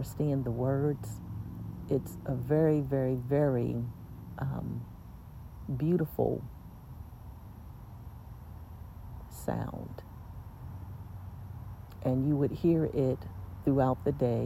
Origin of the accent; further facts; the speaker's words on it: United States; now in Lisbon, Portugal; I was an attorney from the United States